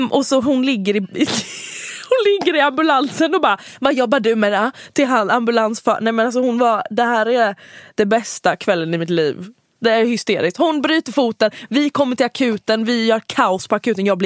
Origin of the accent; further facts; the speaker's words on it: Halmstad, Halland County, Sweden; jag är från Halmstad